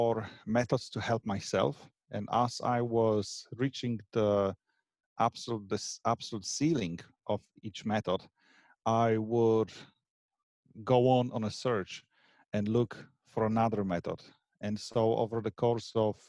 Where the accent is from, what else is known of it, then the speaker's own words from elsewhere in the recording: Poland; moved away as an adult; also born or lived in Scotland; now in Ireland; I am of Polish origin, but I moved out from Poland about 15, 16, something like this, years ago. And my first country I moved to was Scotland